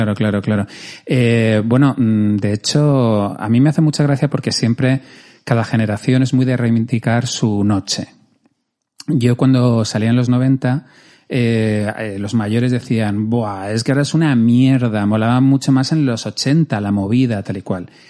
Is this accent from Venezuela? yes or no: no; Madrid, Community of Madrid, Spain; yo que soy madrileño